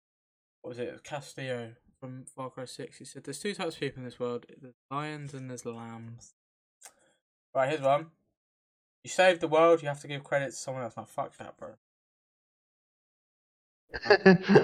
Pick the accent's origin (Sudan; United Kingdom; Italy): United Kingdom; England; we're English